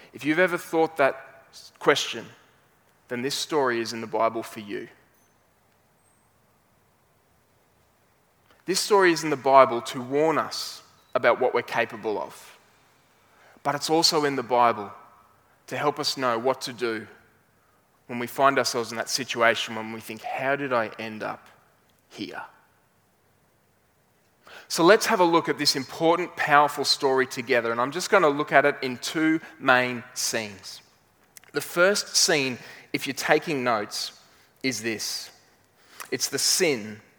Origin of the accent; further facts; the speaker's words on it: Brisbane, Queensland, Australia